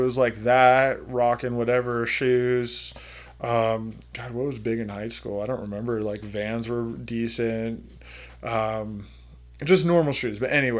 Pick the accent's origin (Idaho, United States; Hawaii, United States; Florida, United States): Idaho, United States; Pocatello; I'm from Pocatello